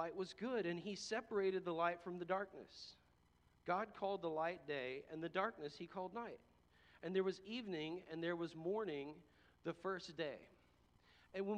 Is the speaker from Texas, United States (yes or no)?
yes; Texas, United States; I'm from Texas